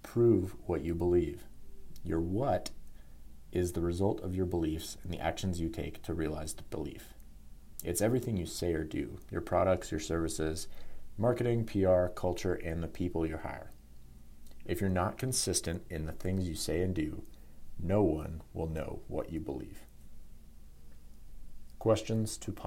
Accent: Denver, Colorado, United States; I'm born and raised in Denver, Colorado

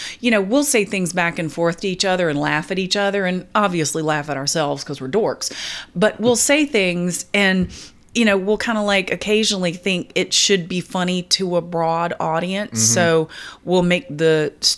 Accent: the South, Southern United States, United States; I'm a woman, I'm a Southerner, and I'm a Christian

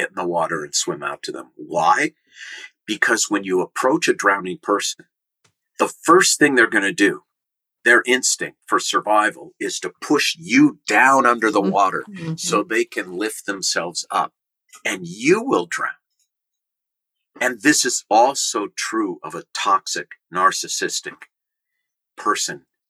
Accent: Minnesota, United States; I grew up in Minnesota. We swim in lakes in Minnesota

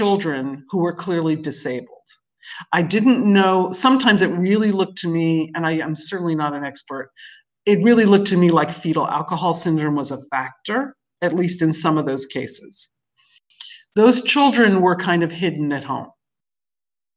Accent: New York City, New York, United States; moved away as an adult; growing up in New York City

